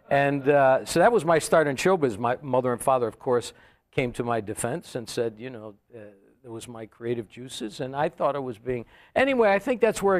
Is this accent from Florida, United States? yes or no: no; Hartford, Connecticut, United States; I grew up in Hartford, Connecticut.